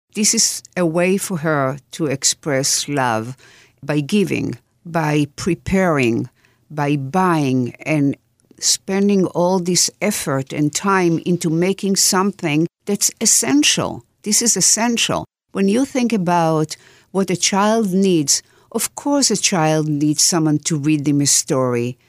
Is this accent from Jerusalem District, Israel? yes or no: yes; Jerusalem, Jerusalem District, Israel; The village I grew in is south of Jerusalem, and it's called En Karim.